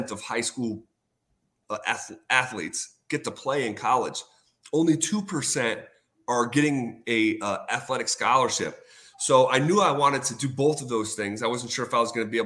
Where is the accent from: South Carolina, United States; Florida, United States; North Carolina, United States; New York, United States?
New York, United States; Scotia; I'm from Scotia. So I'm growing up in Scotia, New York